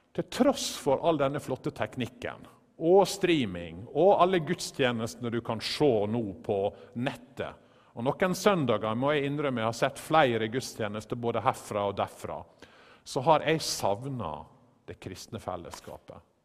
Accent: Western Norway, Norway; Vi er jo begge fra Vestlandet

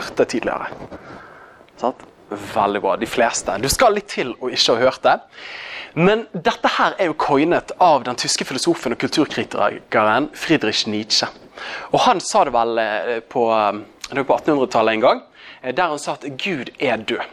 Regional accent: Bergen, Vestland, Norway; accent: Bergen dialect; Jeg er jo fra Bergen. Det er jo kanskje den dialekten du minst har lyst til å høre

